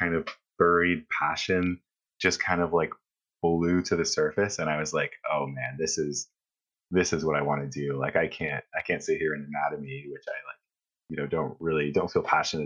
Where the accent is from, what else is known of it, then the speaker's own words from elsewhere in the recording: North Bay, Ontario, Canada; I grew up in North Bay, Ontario